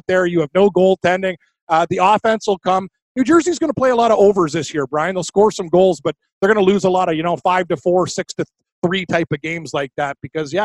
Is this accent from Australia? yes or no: no; Canada; As a Canadian